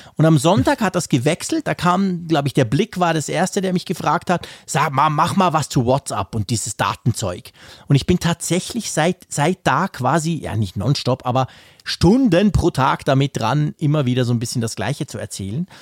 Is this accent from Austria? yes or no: no; Switzerland; als Schweizer